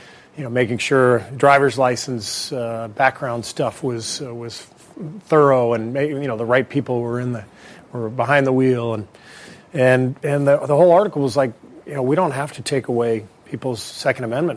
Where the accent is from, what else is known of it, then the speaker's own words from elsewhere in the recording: Los Angeles, California, United States; also born or lived in Beirut, Lebanon; I was born in Beirut, but spent most of my childhood in Los Angeles